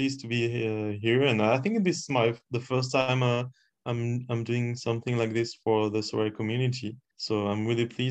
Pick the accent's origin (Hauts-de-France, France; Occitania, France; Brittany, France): Hauts-de-France, France; Lille; moved away; also born or lived in Paris / London; I was born in Paris, but then I grew up in Lille. Then my father, he moved to the UK, so I followed him, and we were living near the Highbury Stadium